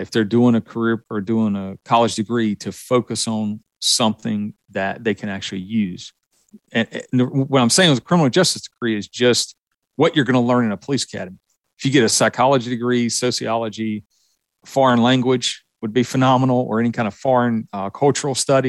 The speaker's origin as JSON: {"language": "English", "region": "the South", "country": "United States", "tie": "born or raised there", "said": "you can tell from my accent that I was born and raised in the South."}